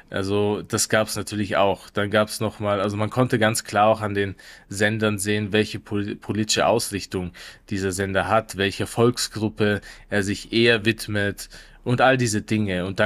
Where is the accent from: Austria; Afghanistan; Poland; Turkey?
Afghanistan; now in Germany; dann wurde ich nur als Afghane wahrgenommen, ausschließlich als Afghane.